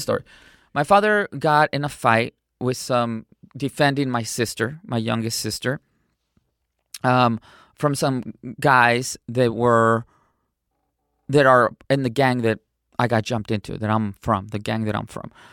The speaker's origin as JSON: {"language": "English", "town": "San Diego", "region": "California", "country": "United States", "tie": "born or raised there", "also_born_or_lived": "Cotija, Michoacán, Mexico", "said": "I was smuggled in. And, um, I was raised in San Diego, California"}